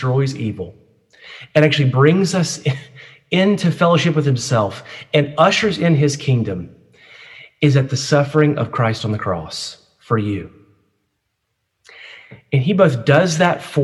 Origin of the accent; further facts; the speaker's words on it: United States; as an American and USC student